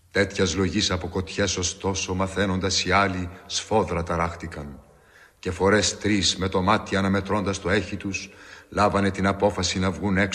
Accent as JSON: {"language": "Greek", "region": "Crete", "country": "Greece", "said": "τη πατρίδα μου, τη Κρήτη."}